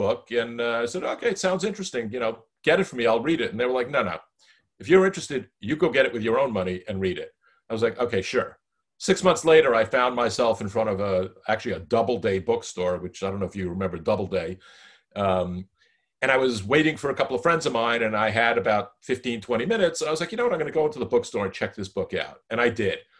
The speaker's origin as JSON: {"language": "English", "country": "United States", "said": "as an American citizen."}